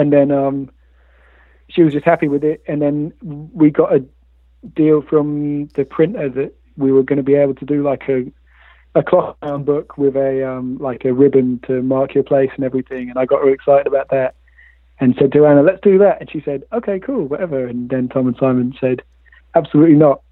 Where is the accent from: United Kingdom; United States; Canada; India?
United Kingdom; Bristol, South West England; grew up in Bristol